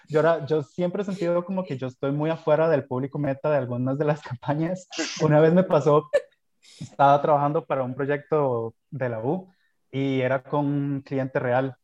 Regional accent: Costa Rica; como costarricenses que tenemos

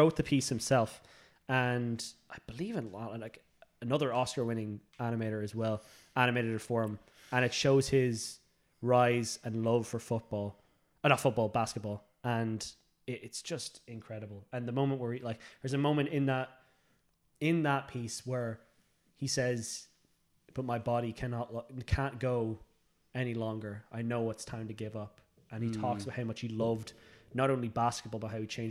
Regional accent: Ireland; we're Irish

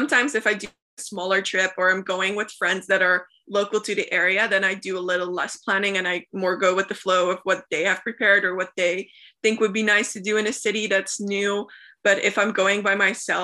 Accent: Flemish part of Belgium, Flanders, Belgium; first language Dutch; English is a second language; also born or lived in United States; I speak Dutch. That's my mother language. That's where I grew up in Belgium, in the Flemish part

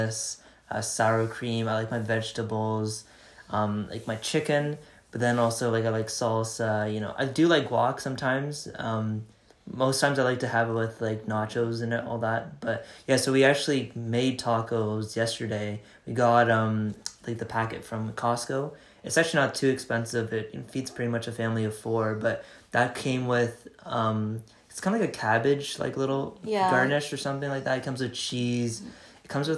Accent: Canada; we're two siblings from Canada

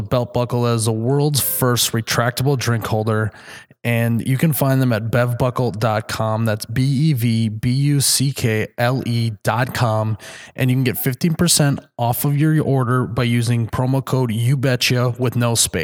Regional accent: Midwest, United States; as a Midwesterner.

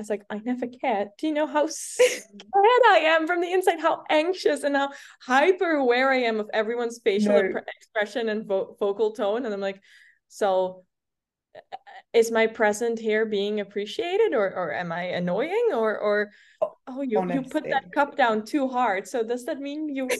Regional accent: Almere, Flevoland, Netherlands; English is a second language; So I grew up in the Netherlands. I'm Dutch, and I grew up in this town called Almere.

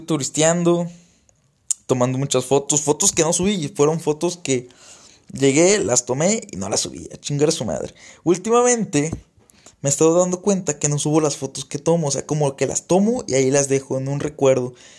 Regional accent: Tabasco, Mexico; now in Saltillo, Mexico; saben que no soy de aquí, saben que soy que no soy de Saltillo, saben que soy de Tabasco

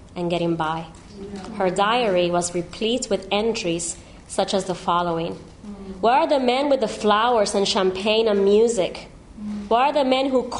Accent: Miami, Florida, United States; I come from Miami.

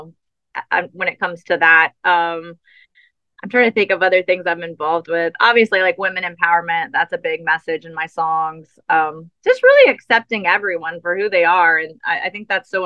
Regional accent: New Orleans, Louisiana, United States; I am from New Orleans, so I'm very much a soulful singer. And I grew up, you know, playing in bands with horns.

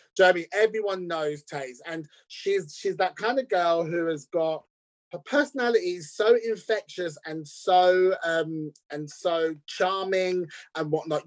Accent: United States; as an American

